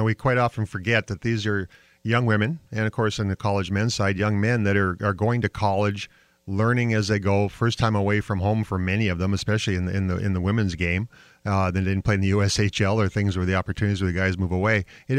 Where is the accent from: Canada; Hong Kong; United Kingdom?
Canada; I'm I'm Canadian, so that's that French Canadian part, right?